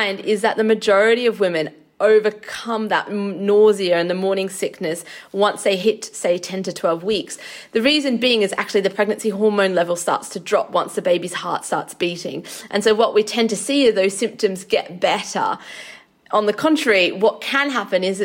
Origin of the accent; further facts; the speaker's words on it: Australia; now in United Kingdom; I'm from Australia